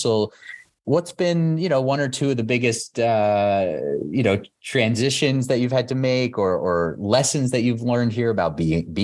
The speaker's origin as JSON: {"language": "English", "town": "New York City", "region": "New York", "country": "United States", "tie": "born or raised there", "said": "I grew up in Queens and Whitestone and Flushing"}